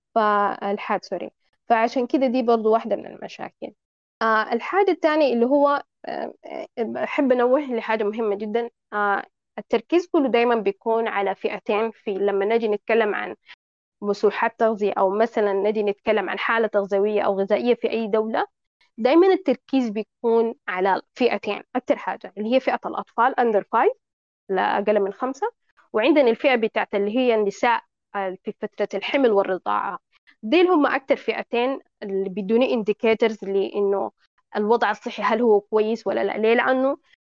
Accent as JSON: {"language": "Arabic", "country": "Sudan", "said": "عندنا في السودان"}